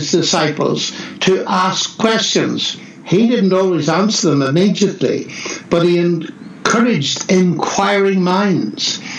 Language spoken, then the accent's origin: English; Northern Ireland, United Kingdom; moved away; also born or lived in Oxford; I come from Northern Ireland